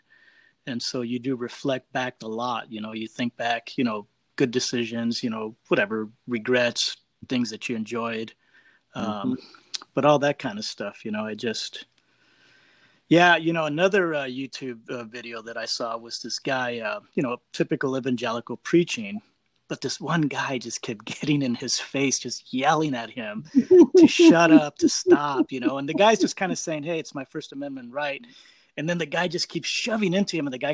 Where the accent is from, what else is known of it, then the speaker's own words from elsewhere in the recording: Los Angeles, California, United States; also born or lived in Huntington Park, California; I grew up in South Central Los Angeles